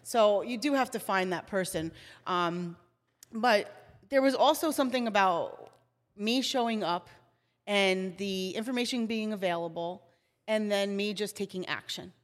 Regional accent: New Jersey, United States; I am from New Jersey, born and raised, Jersey

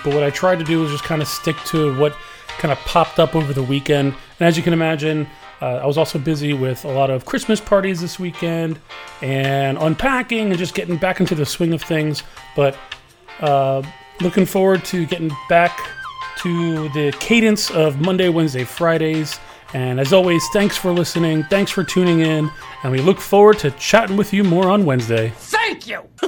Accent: New Jersey, United States; now in Florida, United States; I'm from I'm originally from New Jersey

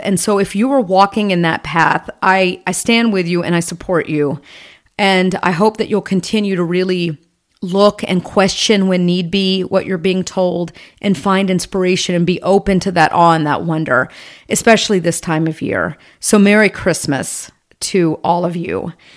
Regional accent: Atlanta, Georgia, United States; Growing up in Atlanta, just south of the city in Georgia, in the Bible Belt

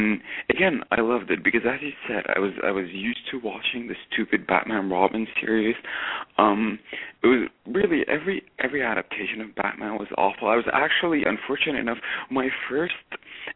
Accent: Lebanon; moved away; I grew up in Lebanon

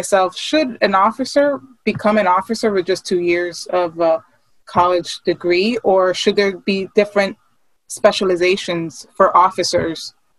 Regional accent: New York City, New York, United States; I grew up in New York, so in New York City, you're accustomed to seeing people with mental health. And there, you know, at least back when I was growing up, there's a lot of crime.

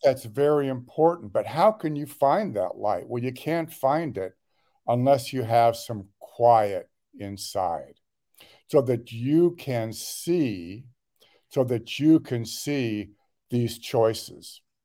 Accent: Los Angeles, California, United States; I was born and raised in the Los Angeles area. uh, the west side

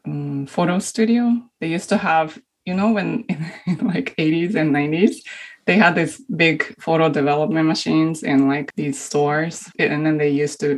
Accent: Kobe, Hyogo, Japan; moved away as an adult; now in California, United States; I'm originally from Japan, from a city called Kobe

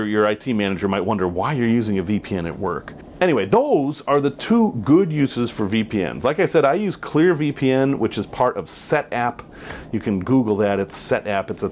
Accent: United States; I am an American

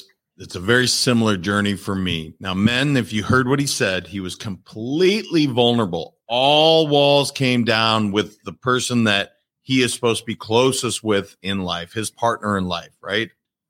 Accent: Montana, United States; I was raised in Montana

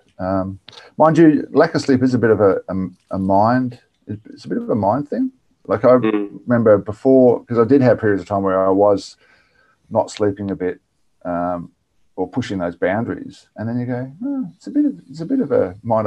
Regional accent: on the Murray River, country South Australia, Australia; moved away; also born or lived in Sydney; I grew up on 38 acres of mixed fruit orchard in country South Australia on the Murray River.

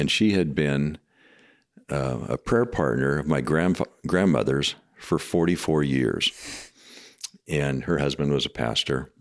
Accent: Washington, United States; moved away as an adult; now in Madison, United States; my hometown

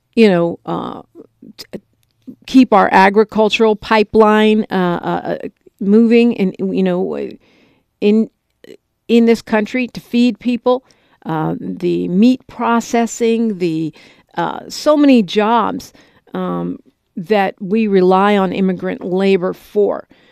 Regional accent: Bay Area, California, United States; I'm from the Bay Area.

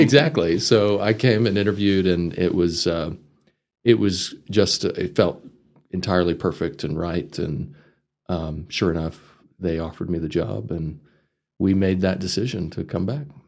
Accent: Amarillo, Texas, United States; moved away as an adult; also born or lived in Chicago; I grew up in this area. I was born in Amarillo

